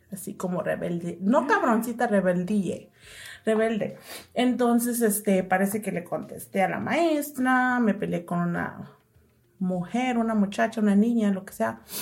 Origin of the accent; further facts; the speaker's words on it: Huitzuco de los Figueroa, Guerrero, Mexico; Soy de Guerrero, eh, de un pueblo que se llama Huitzuco de los Figueroas.